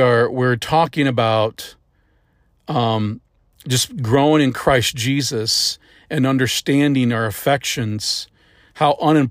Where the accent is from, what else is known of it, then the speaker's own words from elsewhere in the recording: St. Louis, Missouri, United States; I was up in St. Louis. I grew up in St. Louis.